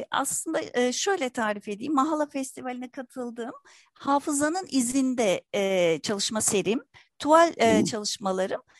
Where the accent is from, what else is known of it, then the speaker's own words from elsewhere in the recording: Istanbul, Turkey; Dediğiniz gibi 1967 İstanbul Kurtuluş doğumluyum. Çocukluğum Kurtuluş'ta geçti. Halen de Şişli bölgesinde yaşıyorum.